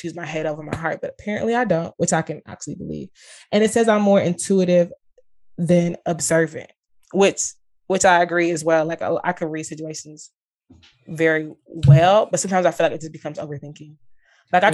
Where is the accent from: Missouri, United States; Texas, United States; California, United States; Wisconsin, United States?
Texas, United States; Dallas; I'm born and raised in Dallas